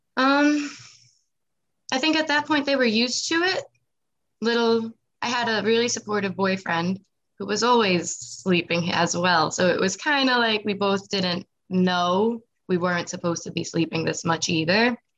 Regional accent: Nassau County, Long Island, New York, United States; also born or lived in Wantagh, New York / Massapequa, New York / Manorville, New York; I grew up though in Nassau County

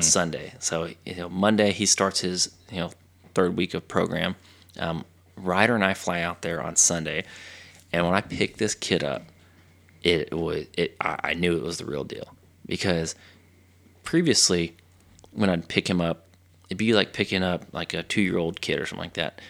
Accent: Texas, United States; from Texas.

